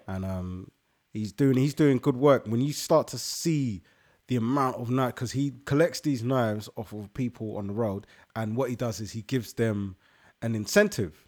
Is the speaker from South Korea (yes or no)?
no; London, United Kingdom; I come from London and 'cause I'm Ghanaian